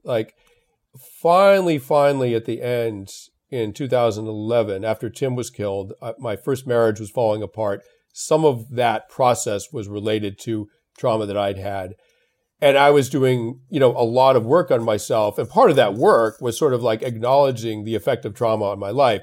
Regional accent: Belmont, Massachusetts, United States; I grew up in Belmont, Massachusetts

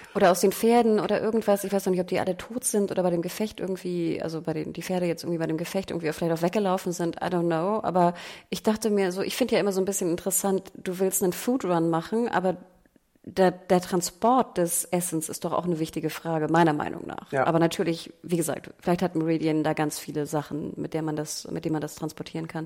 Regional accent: Hamburg, Germany; als Hamburgerin

